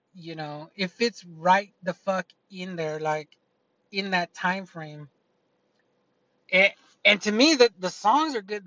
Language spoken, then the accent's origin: English; United States; I'm an American.